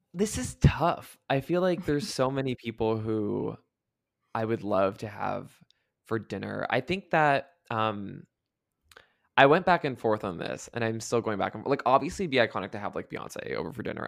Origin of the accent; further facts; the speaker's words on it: Canada; moved away; also born or lived in United States; I grew up in Canada, then I lived in the U S for most of my life, so now I moved back